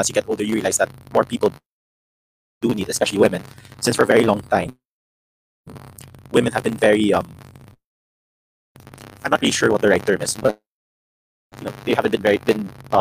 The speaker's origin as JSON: {"language": "English", "country": "Philippines", "tie": "born or raised there", "said": "growing up, we're all from the Philippines"}